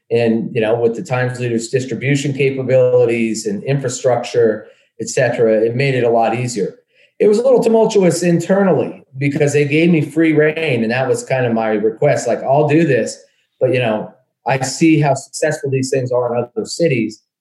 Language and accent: English; Dallas, Pennsylvania, United States; Dallas, Pennsylvania.